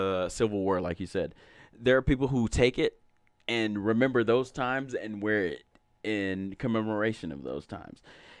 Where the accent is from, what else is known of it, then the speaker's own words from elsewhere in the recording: the South, United States; Now, that's the caveat, the fact that I'm from the South. Mm-hmm. And I used to go mud riding, and I took care of horses and shit.